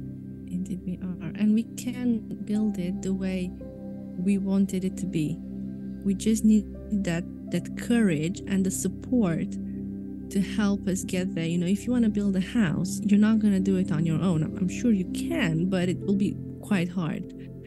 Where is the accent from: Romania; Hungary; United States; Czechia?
Romania; first language Romanian; English is a second language; Yes. It's my mother tongue, so I have to.